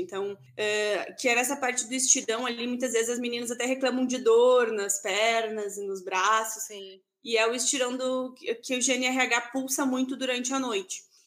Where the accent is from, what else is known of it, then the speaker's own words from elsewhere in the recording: Santa Maria, Rio Grande do Sul, Brazil; moved away as an adult; now in Erechim, Brazil; Eu sou de Santa Maria, eu me formei, enfim, fiz toda a minha formação ali na UFSM, em Santa Maria. E hoje em dia eu moro aqui em Erechim